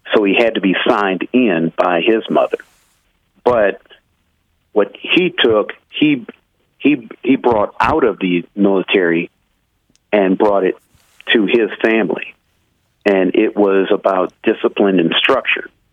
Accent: Midwest, United States; I'm from the Midwest

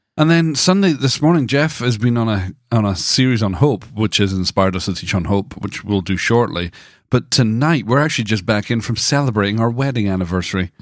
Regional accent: Dundee, Scotland, United Kingdom; Growing up in the Brethrenhood in Dundee

